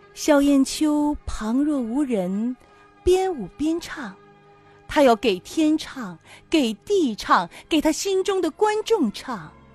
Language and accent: Chinese; Tianjin, China; 咱们天津人特别好，就特别热情。